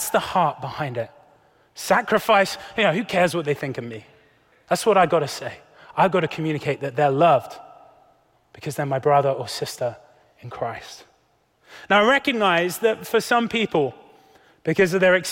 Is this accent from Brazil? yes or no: no; United Kingdom; As a Brit